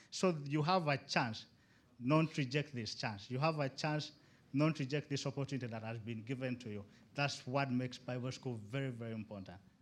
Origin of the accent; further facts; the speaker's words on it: Uganda; moved away as an adult; now in Istanbul, Turkey; I'm from Uganda